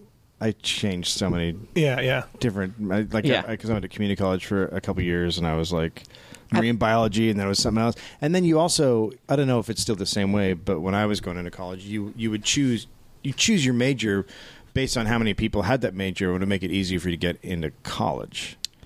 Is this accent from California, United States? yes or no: yes; Northern California, United States; I grew up in Northern California.